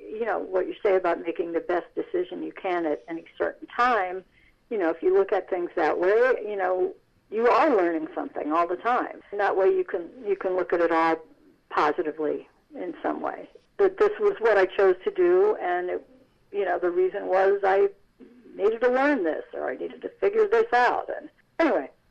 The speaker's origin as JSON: {"language": "English", "town": "Irvington", "region": "New York", "country": "United States", "tie": "born or raised there", "said": "my hometown of Irvington, New York"}